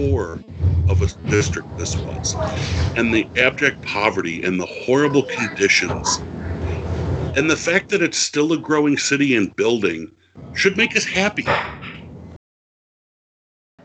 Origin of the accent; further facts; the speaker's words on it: Buffalo, New York, United States; I'm from Buffalo